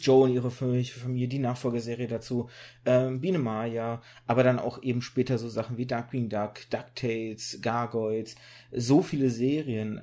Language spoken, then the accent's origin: German; Germany; also born or lived in Kazakhstan / Russia; Ich bin immer in Deutschland groß geworden